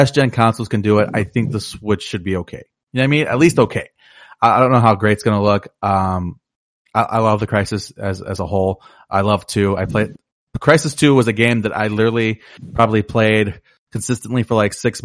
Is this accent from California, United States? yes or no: no; Chicago, Illinois, United States; I'm from Chicago